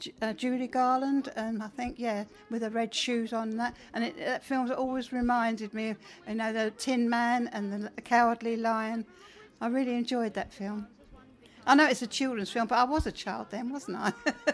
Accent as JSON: {"language": "English", "area": "Isle of Wight", "region": "South East England", "country": "United Kingdom", "said": "I'm from Kells on the Isle of Wight."}